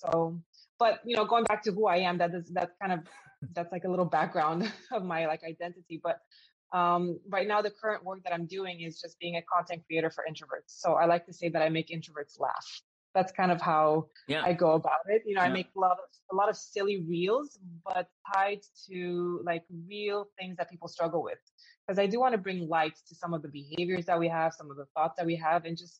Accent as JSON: {"language": "English", "country": "Canada", "tie": "born or raised there", "also_born_or_lived": "Romania / Florida", "lives_now": "Amsterdam, Netherlands", "said": "I live in Amsterdam right now. I was born in Romania. I grew up in Canada, and I lived in Florida for 20 years."}